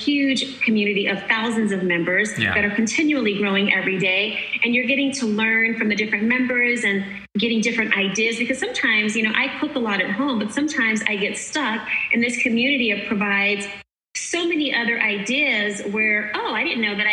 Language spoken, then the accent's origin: English; Los Angeles, California, United States; I'm from Los Angeles, California